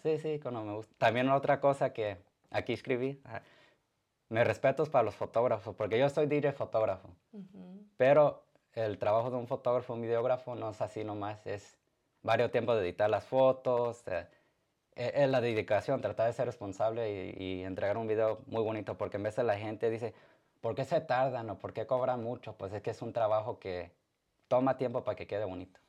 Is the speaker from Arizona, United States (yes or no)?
yes; Arizona, United States; also born or lived in Atolinga, Zacatecas (ancestry); now in Indiana, United States; yo nací en Arizona, aquí en Estados Unidos